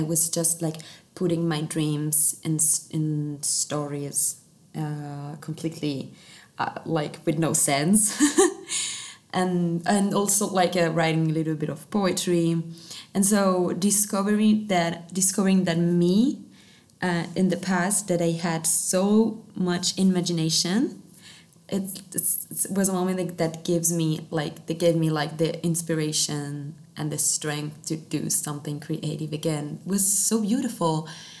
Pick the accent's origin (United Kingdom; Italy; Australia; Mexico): Italy; first language Italian; English is a second language; Italian, and I discovered that actually in Italian it's so much better for me, of course, because it's my mother tongue.